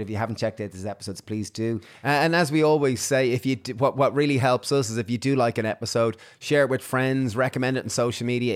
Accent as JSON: {"language": "English", "country": "Ireland", "tie": "born or raised there", "said": "Irish, growing up in Ireland"}